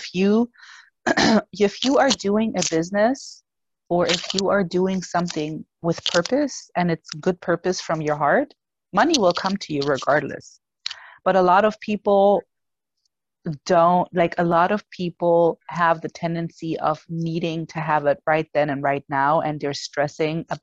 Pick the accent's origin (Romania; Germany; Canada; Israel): Germany; English is a second language; moved away; I was born and raised in Germany